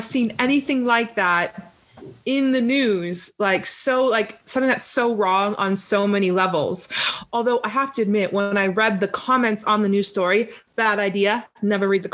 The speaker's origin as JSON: {"language": "English", "country": "Canada", "said": "as a Canadian"}